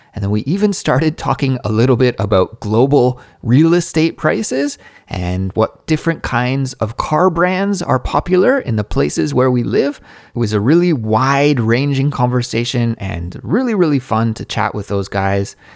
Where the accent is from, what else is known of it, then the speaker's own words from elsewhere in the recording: Canada; now in South Korea; as a Canadian living abroad in South Korea